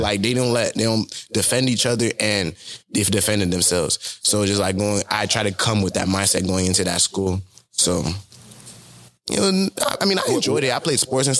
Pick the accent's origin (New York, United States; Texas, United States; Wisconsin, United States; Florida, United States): Florida, United States; also born or lived in Philadelphia, Pennsylvania; I'm from Philadelphia, but I moved to Florida when I was maybe